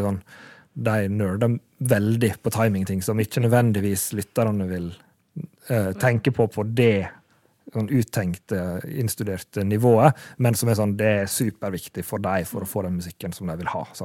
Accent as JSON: {"language": "Norwegian", "area": "Sunnmøre", "region": "Møre og Romsdal", "country": "Norway", "accent": "Sunnmøre dialect"}